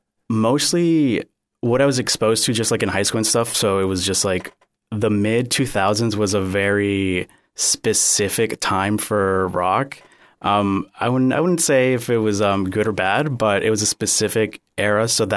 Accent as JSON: {"language": "English", "town": "Cape Coral", "region": "Florida", "country": "United States", "tie": "born or raised there", "also_born_or_lived": "Miami", "said": "So I was born in Miami, but I moved to the Southwest Florida area very shortly after, so I've been here pretty much my entire life, yeah, and I've never lived anywhere else."}